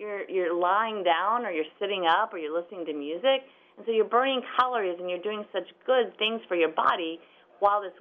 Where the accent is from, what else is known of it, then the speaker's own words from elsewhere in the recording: St. Louis, Missouri, United States; now in Overland Park, United States; I grew up close. I grew up in St. Louis, 4 hours away.